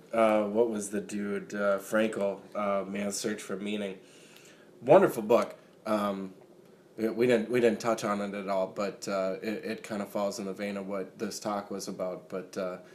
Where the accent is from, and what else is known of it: Minnesota, United States; born or raised there